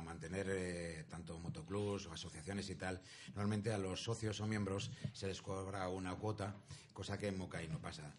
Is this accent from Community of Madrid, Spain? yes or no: yes; Madrid, Community of Madrid, Spain; now in Zaragoza, Spain; Llevo desde el año 75 aquí en Zaragoza, en esta bella tierra maña, que yo soy de Madrid